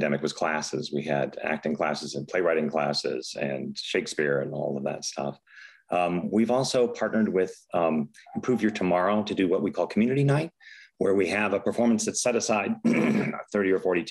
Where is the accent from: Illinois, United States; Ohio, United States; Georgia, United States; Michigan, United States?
Illinois, United States; Chicago; moved away as an adult; also born or lived in San Francisco / New York; now in Sacramento, United States; I grew up in Chicago